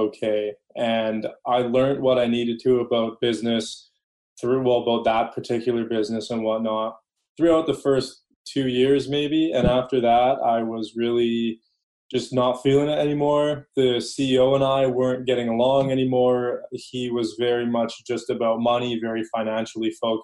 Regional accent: Langley, British Columbia, Canada; I grew up in Langley, Aldergrove area, which is a smaller town on the outskirts of Vancouver.

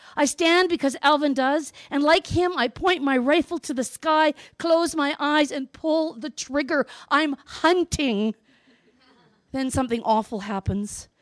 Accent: Northwest Territories, Canada; I grew up in the Northwest Territories, where hunting is a cultural event

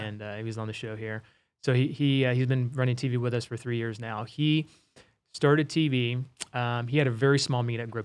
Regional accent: Wichita, Kansas, United States; my hometown of Wichita

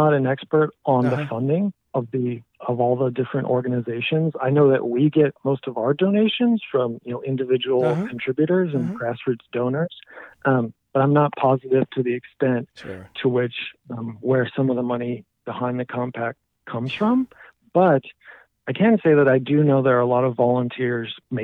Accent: California, United States; as a Californian

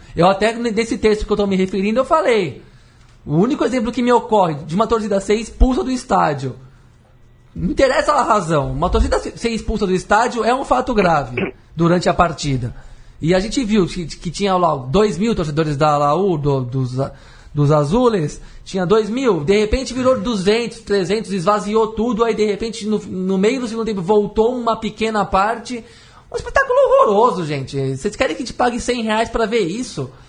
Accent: Brazil; Eu, como brasileiro

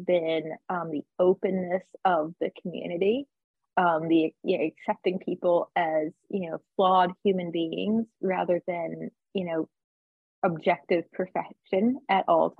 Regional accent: Virginia, United States; also born or lived in Tennessee / Nashville; now in Fort Lauderdale, United States; growing up in Virginia and living in Tennessee for many, many years

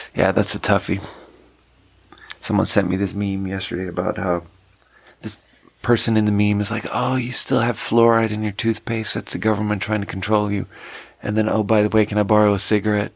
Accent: Sweden; moved away as an adult; also born or lived in China; now in United States; growing up in Sweden

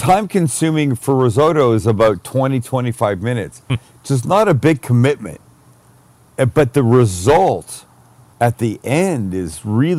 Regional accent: Canada; I'm Canadian

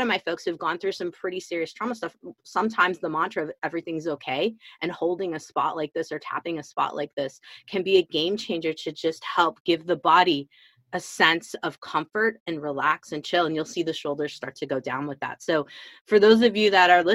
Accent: Illinois, United States; moved away as an adult; also born or lived in Chicago / Colorado / Washington State; now in Washington, United States; I'm from Illinois originally. I'm in Washington State now, but I'm from Illinois originally.

